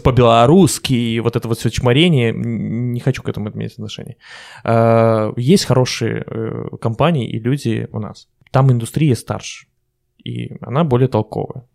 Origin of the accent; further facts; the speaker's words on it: Belarus; я белорус